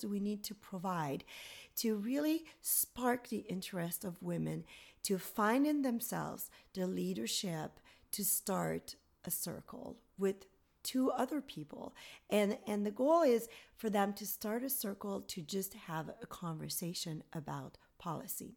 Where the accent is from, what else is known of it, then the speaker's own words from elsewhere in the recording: Gatineau, Quebec, Canada; moved away as an adult; now in United States; I'm from a town called Gatineau near Ottawa, the capital. So a government town